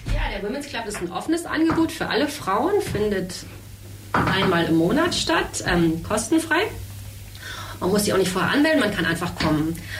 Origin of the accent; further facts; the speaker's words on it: Berlin, Germany; now in Ulm, Germany; Ich bin zwar in Berlin geboren